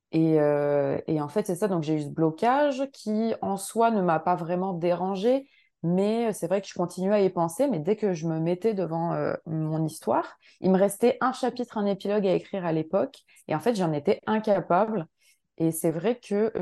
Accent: France; now in Montreal, Canada; moi j'habite donc à Montréal, je suis française mais j'habite au Québec

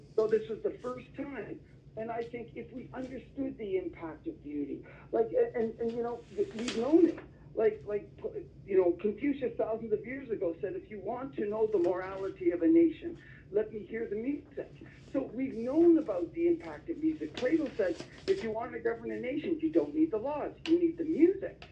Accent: Toronto, Ontario, Canada; moved away as an adult; now in Simpsonville, United States; Originally from Toronto, Canada, so I'm Canadian by birth and I, I moved to the states

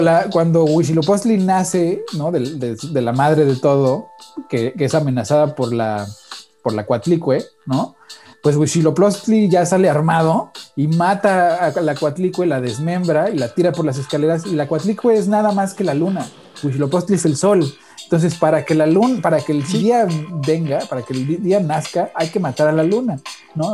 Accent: Mexico; now in United States

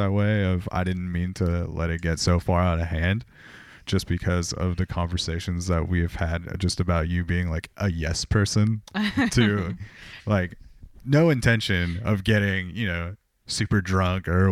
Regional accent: Corona, California, United States; now in Portland, United States; Corona is my hometown, but that's not my home to me

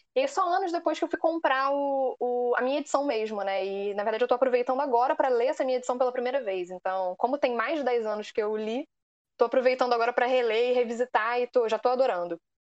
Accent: Rio de Janeiro, Brazil; também sou do Rio de Janeiro

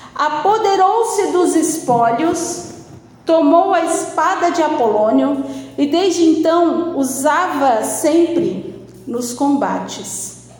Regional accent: Balneário Piçarras, Santa Catarina, Brazil; eu sou de Balneário Pissarras, moro em Balneário Pissarras

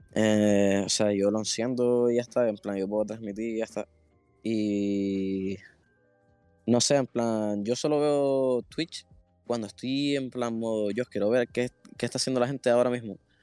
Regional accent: Canary Islands, Spain; siendo de Canarias

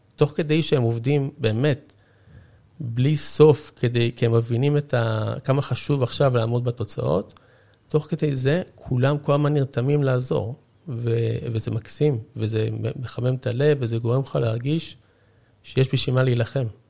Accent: Israel

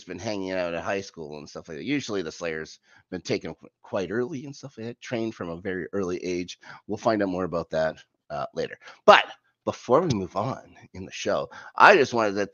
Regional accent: Canada; I grew up in Canada.

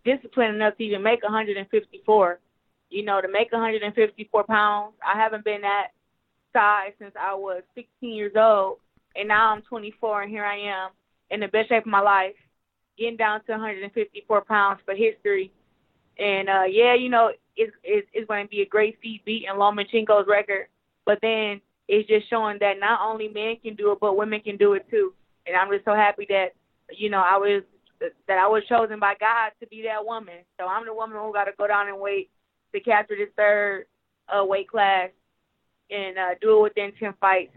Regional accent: Flint, Michigan, United States; my hometown

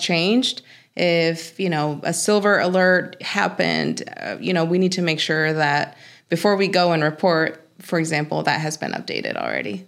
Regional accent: Mexico; moved away; I'm from Mexico

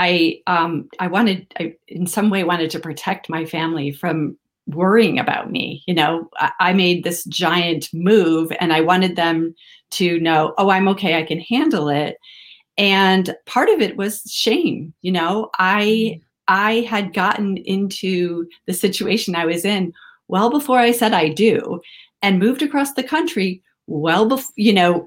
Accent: Midwest, United States; moved away as an adult; also born or lived in California; I grew up in the Midwest in the United States

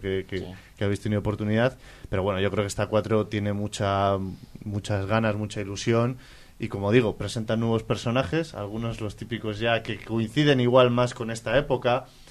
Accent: Palencia, Castile and León, Spain; todos los que somos de Palencia

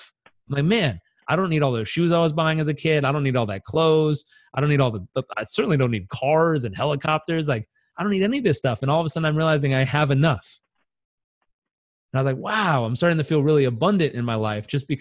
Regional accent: Southern California, United States; I grew up in Southern California.

